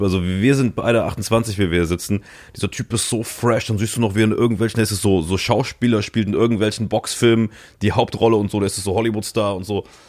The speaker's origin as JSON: {"language": "German", "area": "region around Dillinger Hütte", "region": "Saarland", "country": "Germany", "tie": "born or raised there", "said": "der größte Arbeitgeber in meiner Heimatregion"}